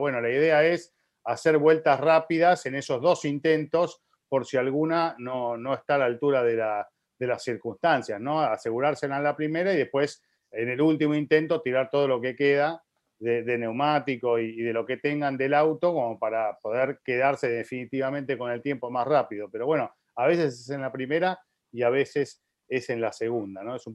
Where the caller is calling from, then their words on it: Mexico City, Mexico; soy de la Ciudad de México